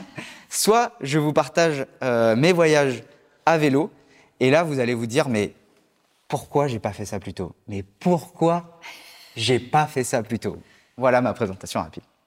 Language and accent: French; Lyon, Auvergne-Rhône-Alpes, France; now in Paris, France; je suis originaire de Lyon. J'habite à Paris actuellement